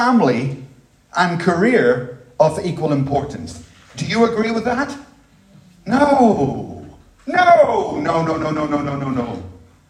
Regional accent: Dublin, Leinster, Ireland; moved away; I grew up in Ireland. The Dublin that I knew as a child

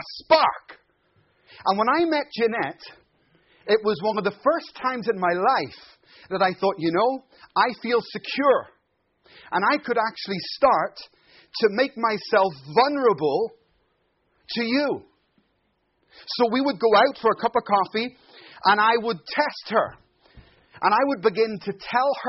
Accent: Ireland; now in Glasgow, United Kingdom; I'm Irish

